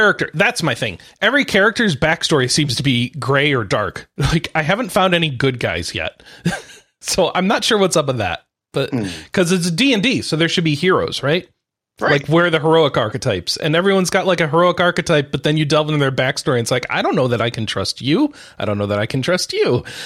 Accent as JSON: {"language": "English", "country": "United States", "said": "I'm American"}